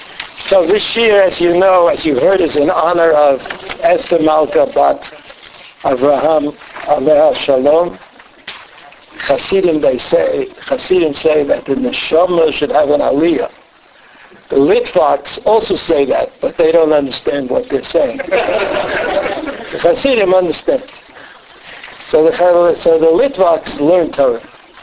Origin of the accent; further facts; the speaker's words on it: Scotland, United Kingdom; I'm Scottish.